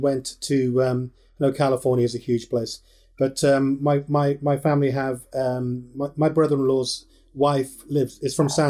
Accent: Cardiff, Wales, United Kingdom; I'm Cardiff born and bred

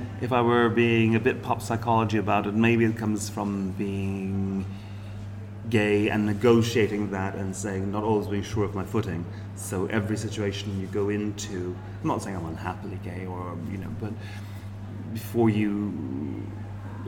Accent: Ireland; As an Irish person

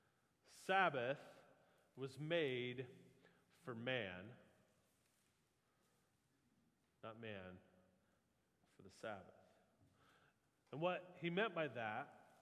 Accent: Midwest, United States; We're from the Midwest

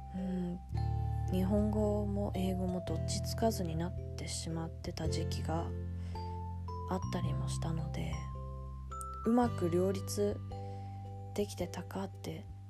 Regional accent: London, United Kingdom; イギリスのロンドンで生まれ育っているですが一度も日本に住んだことがないです

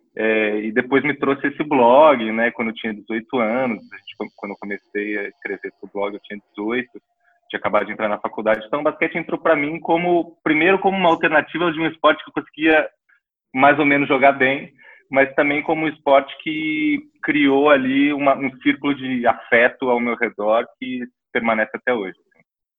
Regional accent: Brazil; a gente é brasileiro

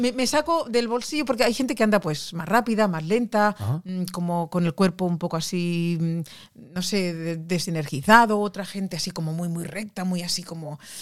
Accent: Barcelona, Catalonia, Spain; now in Norway; yo soy de Barcelona

